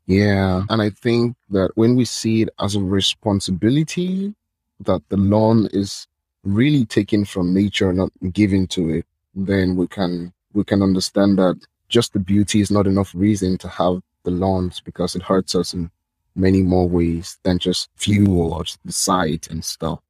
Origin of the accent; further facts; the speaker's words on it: Nigeria; I'm from Nigeria.